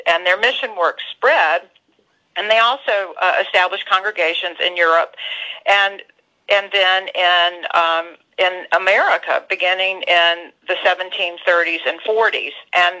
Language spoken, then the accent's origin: English; Winston-Salem, North Carolina, United States; I've known it my whole life because I grew up in Winston-Salem